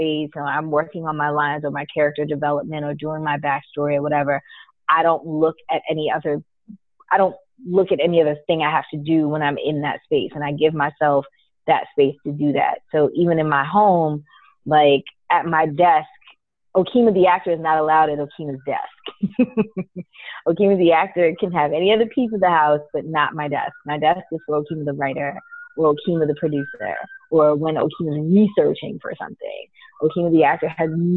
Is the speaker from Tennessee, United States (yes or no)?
no; New York, United States; also born or lived in Guyana / Miami; I grew up in New York